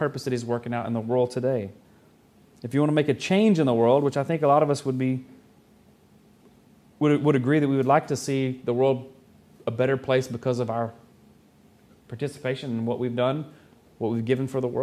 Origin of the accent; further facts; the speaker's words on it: the South, United States; accent: Southern; I'm from the South